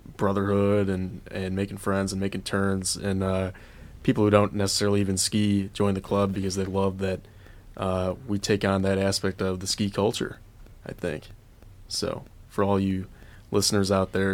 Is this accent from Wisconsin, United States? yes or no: no; Ann Arbor, Michigan, United States; I'm from Ann Arbor.